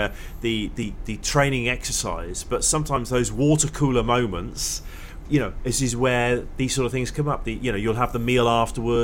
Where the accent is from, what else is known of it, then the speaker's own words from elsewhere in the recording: England, United Kingdom; I speak as an English person